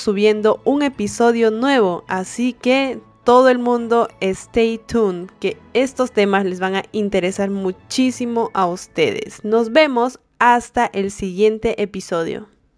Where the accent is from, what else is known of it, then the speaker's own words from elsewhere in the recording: Peru; moved away as an adult; now in United States; las dos somos peruanas